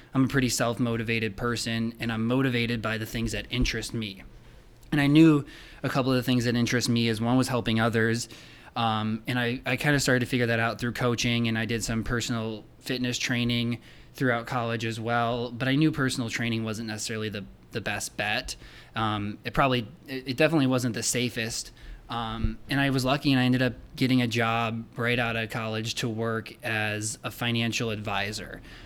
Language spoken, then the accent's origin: English; Rockford, Illinois, United States; I grew up in Rockford, Illinois